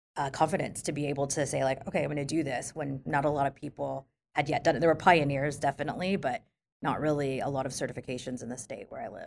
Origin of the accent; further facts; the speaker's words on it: Philippines; moved away; I grew up in the Philippines